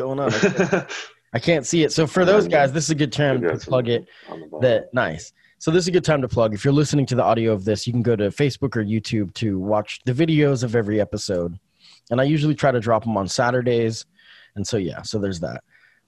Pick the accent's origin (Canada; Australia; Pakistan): Canada; I know you can't get into it too much, but what I just want to, as a Canadian, outside opinion.